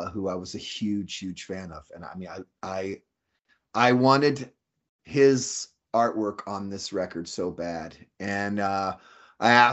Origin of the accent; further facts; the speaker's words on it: Fresno, California, United States; moved away as an adult; I came from Fresno